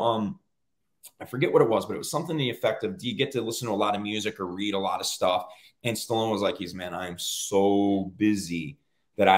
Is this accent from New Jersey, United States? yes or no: yes; Cape May, New Jersey, United States; moved away; Born and raised in South Jersey, Cape May, New Jersey, where I was born